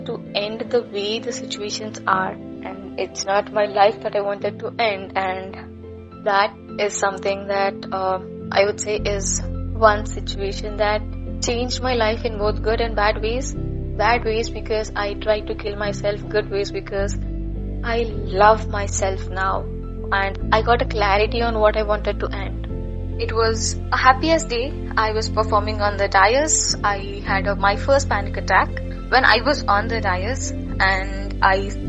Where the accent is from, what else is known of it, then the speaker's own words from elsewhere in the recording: Andhra Pradesh, India; I am from Andhra Pradesh